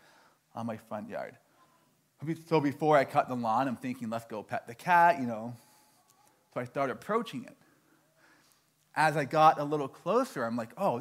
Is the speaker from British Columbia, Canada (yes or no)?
no; Toronto, Ontario, Canada; moved away; I'm from Toronto